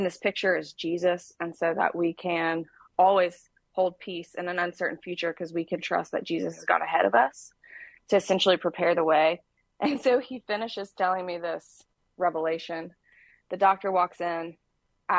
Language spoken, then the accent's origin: English; Birmingham, Alabama, United States; moved away as an adult; now in Nashville, United States; I am actually from Birmingham, Alabama, and I moved to Nashville a little over 10 years ago